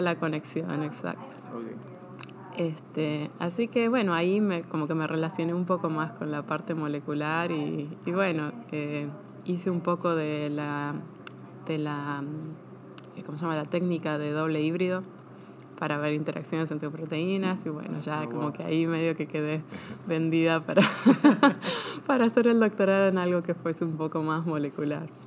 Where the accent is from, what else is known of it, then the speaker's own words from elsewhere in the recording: Argentina; moved away as an adult; also born or lived in Buenos Aires / Bahía Blanca, Buenos Aires Province / Pennsylvania, United States; now in Chapel Hill, United States; yo nací en Argentina y crecí eh, parte en Buenos Aires y parte en una ciudad que se llama Bahía Blanca